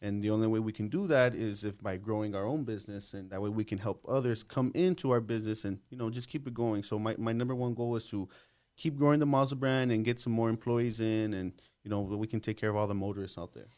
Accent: El Paso, Texas, United States; I was born here in El Paso. Um, I was born in October

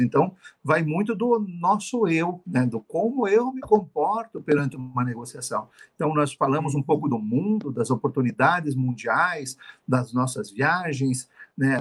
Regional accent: Brazil; nós somos brasileiros, eu sou brasileiro

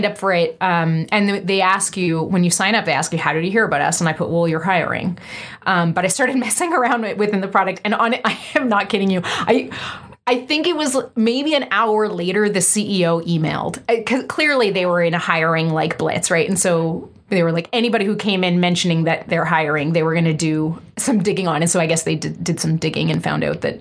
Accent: East Coast, Canada; also born or lived in Vancouver; now in Montreal, Canada; I'm an East Coaster. I was born and raised on the East Coast

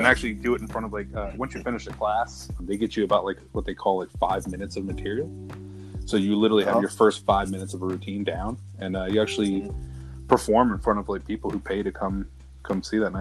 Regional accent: Manassas, Virginia, United States; also born or lived in Danville, Virginia; I'm from Manassas, Virginia. Grew up here since I was about four years old

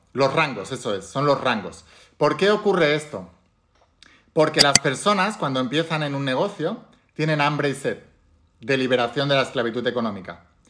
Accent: Spain; en España, por ejemplo, que es de donde yo soy

